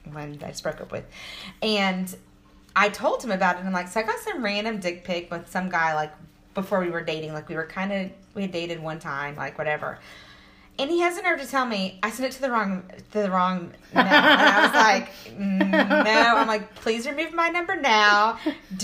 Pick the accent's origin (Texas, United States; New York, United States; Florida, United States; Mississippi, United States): Texas, United States; we're from Texas